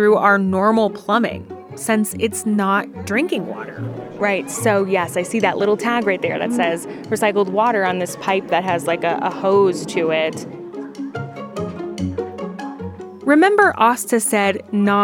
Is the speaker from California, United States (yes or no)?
no; Denver, Colorado, United States; as a little kid growing up in the Denver area